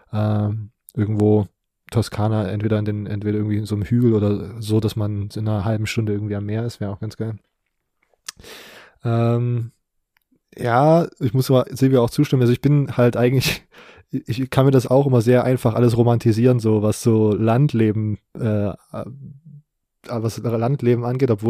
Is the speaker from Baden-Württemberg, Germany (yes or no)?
yes; Baden-Württemberg, Germany; Ich bin Schwabe.